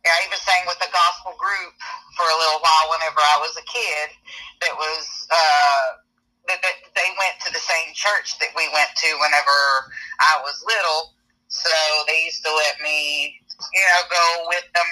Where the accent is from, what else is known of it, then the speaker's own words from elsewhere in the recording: Thomasville, later near Atlanta, Georgia, United States; moved away as an adult; now in Nashville, United States; I was born in Thomasville, Georgia, down by the Florida line, about 30 minutes away from Tallahassee, Florida. Grew up down there for a while and then moved a little